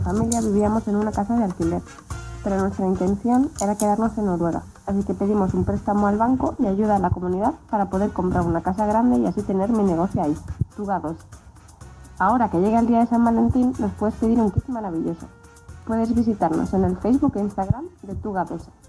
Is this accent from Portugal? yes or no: yes; Portugal; now in Trondheim, Norway; soy de Portugal